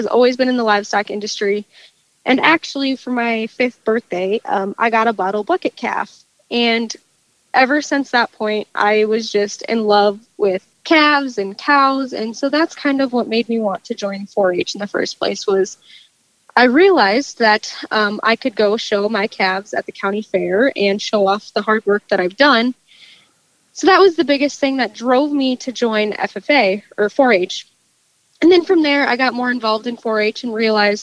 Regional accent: Larchwood, Iowa, United States; I grew up just outside of Larchwood on a family farm

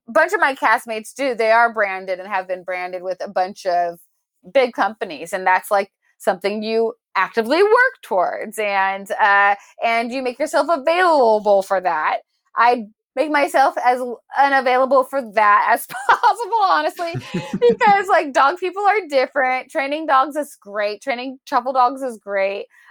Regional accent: Portland, Oregon, United States; born and raised in Portland, Oregon, the Pacific Northwest

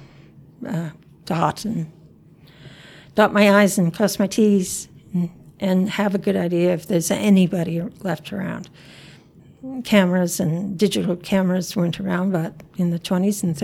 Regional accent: the Maritimes, Canada; moved away as an adult; now in Yukon, Canada; I grew up in the Maritimes. I didn't move up here until 1990

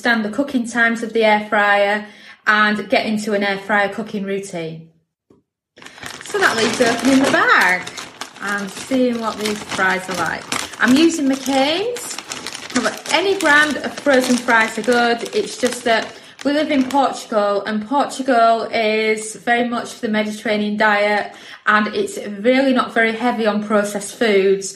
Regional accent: United Kingdom; me being British

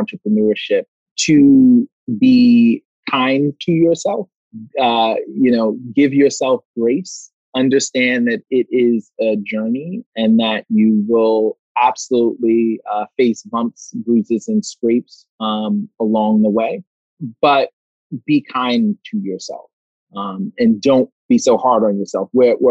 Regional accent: New York City, New York, United States; I'm a kid from Brooklyn.

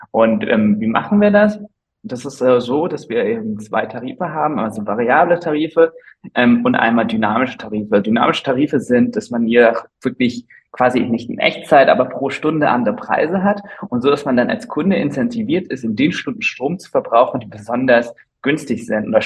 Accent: Flensburg, Schleswig-Holstein, Germany; also born or lived in London; ich komme ursprünglich aus Flensburg, also aus dem hohen Norden, habe dann meinen Bachelor an der WAU gemacht, dann meinen Master in London

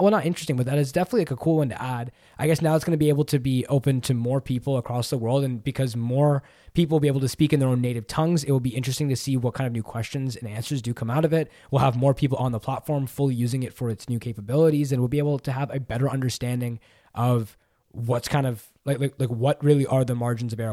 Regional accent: Canada; I'm Canadian

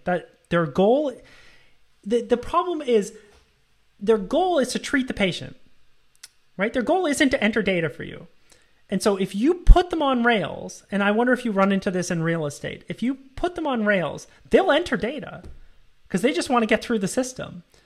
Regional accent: Canada; moved away as an adult; also born or lived in United States; I'm from Canada

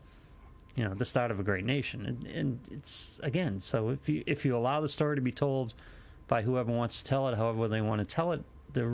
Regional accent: Haverhill, Massachusetts, United States; I grew up in Haverhill.

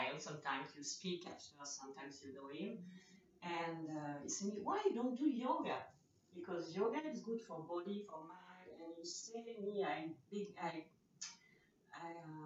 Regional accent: Normandy, France; English is a second language; now in Nantes, France; I come from France, Normandy, and I live now in Nantes

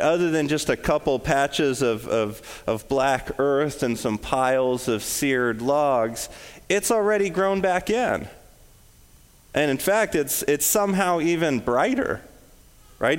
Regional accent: West Coast, United States; now in Illinois, United States; I'm from the West Coast, I'm, I'm super familiar with forest fires

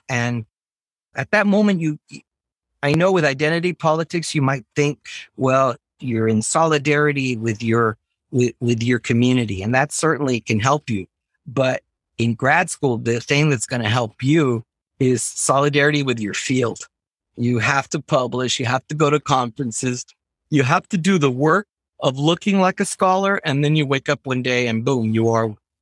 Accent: Laredo, Texas, United States; born or raised there; moved away as an adult; also born or lived in Ithaca, New York

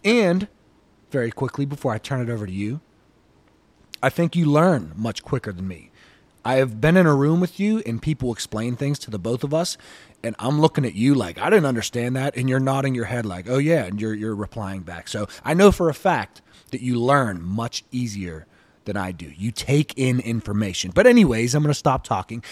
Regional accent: Pittsburgh, Pennsylvania, United States; I grew up in the inner city Pittsburgh. Okay, so I'm from Pittsburgh. I was born and raised here, and I've lived here my entire life

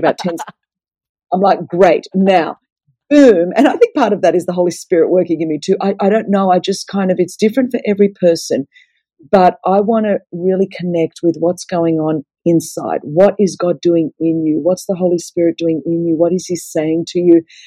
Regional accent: Australia; I'm Greek, so the table always um, you know, Greeks are loud and everything happens around a table. And I come from a, a Greek Orthodox background. And so um, to be Greek is to be Orthodox. And growing up in Australia

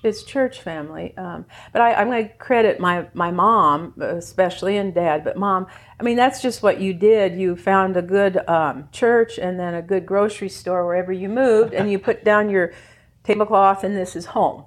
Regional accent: Indiana, United States; moved away as an adult; also born or lived in Louisiana / Baton Rouge; now in Copper Country, Michigan, United States; From Louisiana, even though we're from Indiana

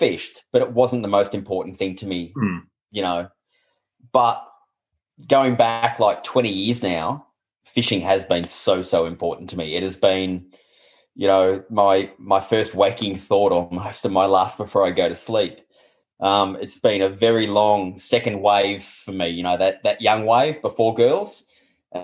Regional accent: Shepparton, Victoria, Australia; I grew up in Shepparton, and I'm the youngest of six

